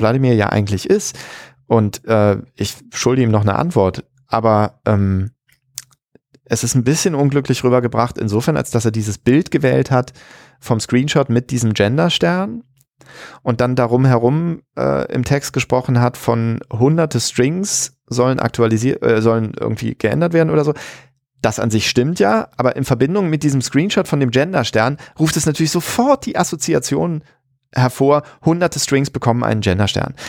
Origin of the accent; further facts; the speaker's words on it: Germany; in den 80er Jahren aufgewachsen in Deutschland